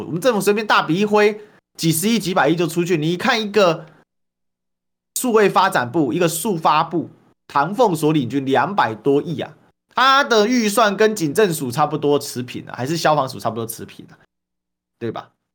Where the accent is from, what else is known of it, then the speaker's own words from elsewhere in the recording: Taiwan; 身为一个台湾人哦